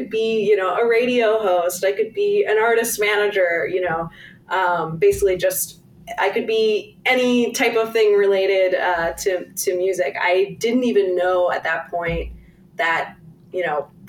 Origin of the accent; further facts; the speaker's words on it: Charleston, West Virginia, United States; moved away as an adult; also born or lived in Washington, D.C.; I am from Charleston, West Virginia.